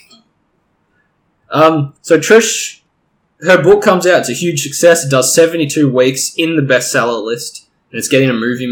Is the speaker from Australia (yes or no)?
yes; Australia; I'm Australian in a rural community where the cinema only plays like half the shit